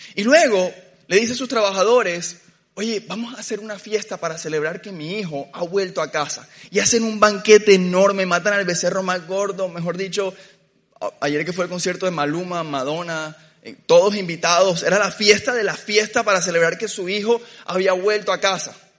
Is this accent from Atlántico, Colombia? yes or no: yes; Barranquilla, Atlántico, Colombia; Yo crecí en Barranquilla